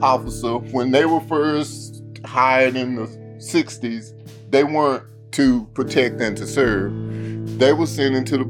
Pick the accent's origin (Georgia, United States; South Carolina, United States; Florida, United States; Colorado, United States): South Carolina, United States; Greenville; We lived and we grew up in West Greenville, probably one of the more impoverished neighborhoods in Greenville.